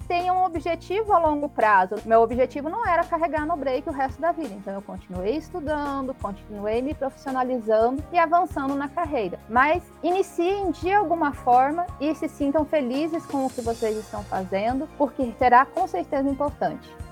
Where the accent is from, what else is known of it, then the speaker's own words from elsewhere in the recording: Palmas, Brazil; eu sou aqui da cidade de Palmas